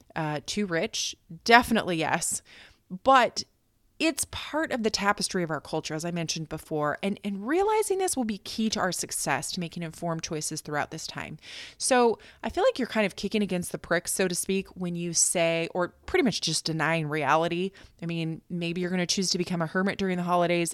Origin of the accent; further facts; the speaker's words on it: United States; moved away as an adult; also born or lived in Okinawa, Japan; now in Tokyo, Japan; I am American